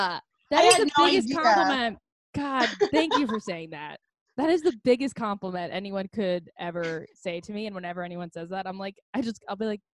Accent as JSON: {"language": "English", "town": "Wesley Chapel", "region": "Florida", "country": "United States", "tie": "born or raised there", "also_born_or_lived": "Tampa, Florida", "moved": "yes", "lives_now": "New York, United States", "said": "I'm from Florida. I grew up in Florida too, in Tampa."}